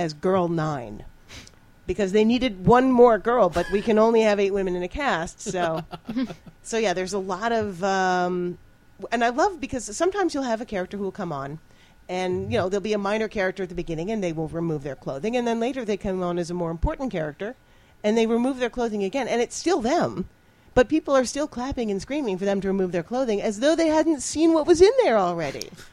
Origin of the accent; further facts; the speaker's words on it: New England, United States; now in Chicago, United States; I'm from New England. I used to watch WGBH in Boston